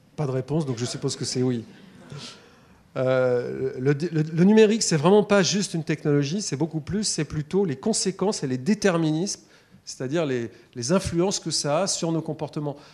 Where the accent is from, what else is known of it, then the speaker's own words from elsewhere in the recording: Paris, Île-de-France, France; Je suis parisien, j'avais vu trois vaches dans ma vie